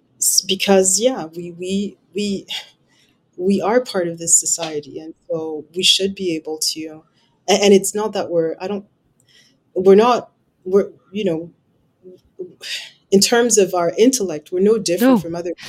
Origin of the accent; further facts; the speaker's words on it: England, United Kingdom; moved away as an adult; it took me 2.5 years to do the equivalences after when I emigrated from England.